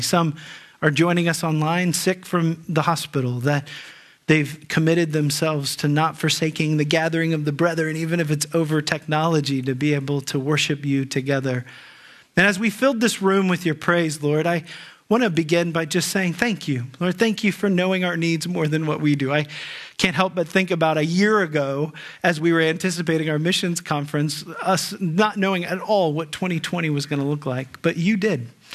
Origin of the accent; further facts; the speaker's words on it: Dayton, Ohio, United States; I grew up in the Dayton area